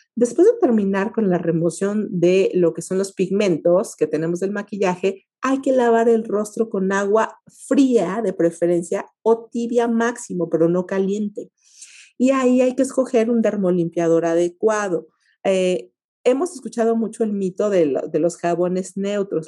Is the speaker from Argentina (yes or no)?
no; Mexico; como mexicanos